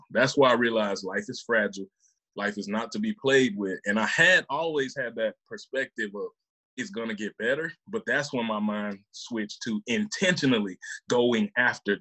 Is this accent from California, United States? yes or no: no; Mississippi, United States; also born or lived in Memphis, Tennessee; born in Memphis, raised in Mississippi